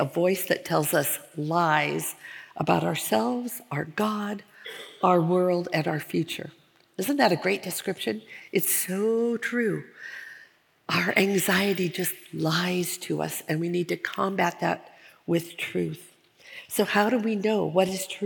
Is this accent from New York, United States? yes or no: no; Portland, Oregon, United States; moved away as an adult; also born or lived in Minnesota; we had just moved from Minnesota back to my hometown of Portland, Oregon, and we started going to the church that I grew up in.